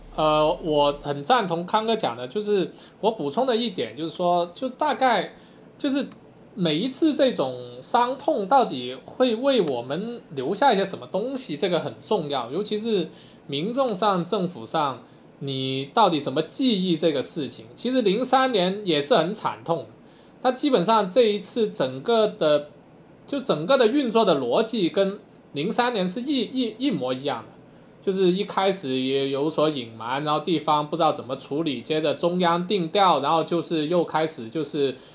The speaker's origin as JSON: {"language": "Chinese", "country": "China", "said": "我们中国人"}